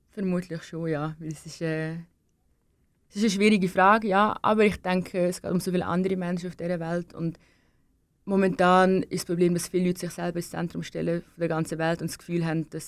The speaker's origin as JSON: {"language": "German", "country": "Denmark", "said": "ich bin, ich bin halt Dänin. Ich gehe jedes Jahr meine Familie besuchen in Dänemark."}